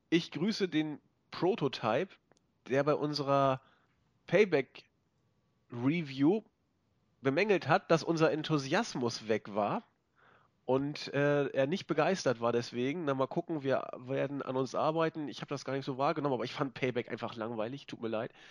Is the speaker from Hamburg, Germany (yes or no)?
yes; Hamburg, Germany; Äh, und das sage ich als Hamburger. Ich bin so diplomatisch drauf.